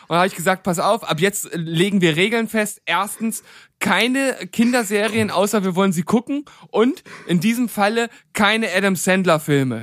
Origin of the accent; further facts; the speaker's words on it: Leipzig, Saxony, Germany; zu meiner Heimatstadt